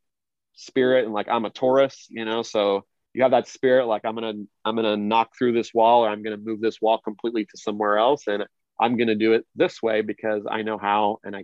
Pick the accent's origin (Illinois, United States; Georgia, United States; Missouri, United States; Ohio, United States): Missouri, United States; Kansas City; I grew up in Kansas City, Missouri, you know, where the Chiefs of the Orioles are, in the Midwest